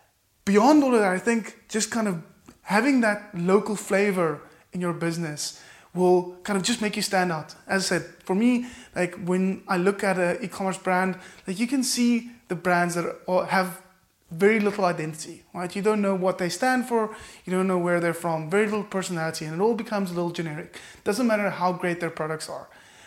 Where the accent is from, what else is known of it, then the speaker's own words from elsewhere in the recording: Cape Town, Western Cape, South Africa; I am from Cape Town, South Africa. Is it possible for me to firstly find in my local market, be really proudly South African, proudly Capetonian